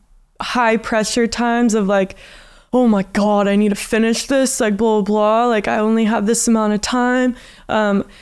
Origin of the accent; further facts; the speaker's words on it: Santa Cruz, California, United States; moved away as an adult; now in Australia; my hometown is Santa Cruz, and I have never lived in a city as an artist